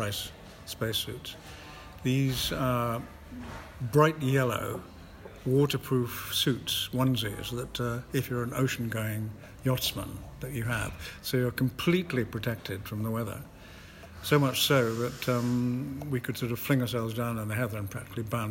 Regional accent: Scotland, United Kingdom; I'm Scottish

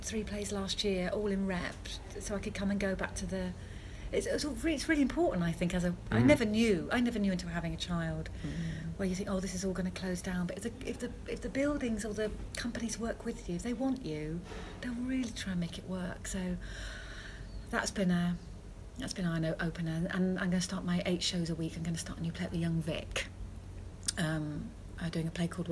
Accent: Devon, South West England, United Kingdom; because I grew up in Devon

